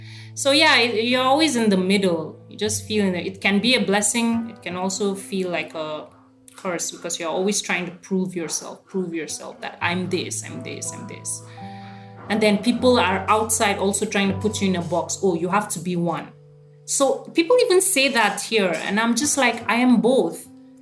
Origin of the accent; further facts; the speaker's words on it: India; And I have to say I'm Indian.